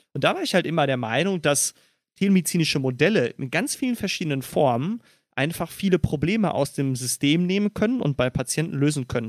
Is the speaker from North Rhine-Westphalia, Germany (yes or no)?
yes; Dortmund, North Rhine-Westphalia, Germany; moved away as an adult; now in Berlin, Germany; Ich komme aus dem wunderschönen Dortmund und bin auch immer noch verwurzelt.